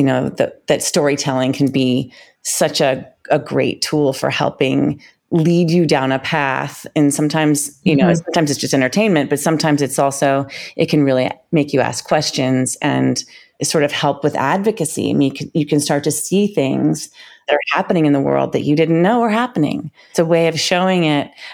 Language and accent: English; Washington, District of Columbia, United States; moved away as an adult; also born or lived in New York City; grew up in Washington, D.C., and I was a ballet dancer